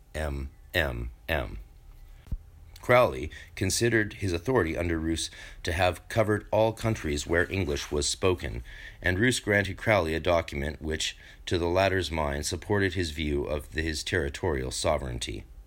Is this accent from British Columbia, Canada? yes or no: yes; North Vancouver, British Columbia, Canada; North Vancouver, which is a block where I grew up on thirteen thirteen.